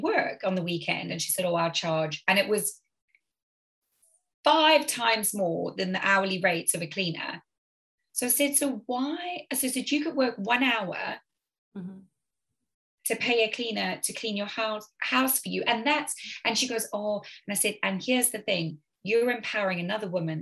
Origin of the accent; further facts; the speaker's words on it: South Africa; now in United Kingdom; I grew up in South Africa where typically a lot of people had help.